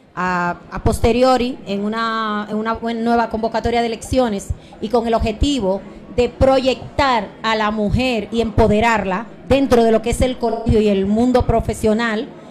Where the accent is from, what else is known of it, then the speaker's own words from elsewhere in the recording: Santo Domingo Oeste, Distrito Nacional, Dominican Republic; now in Spain; Yo nací en República Dominicana, en Santo Domingo, en Herrera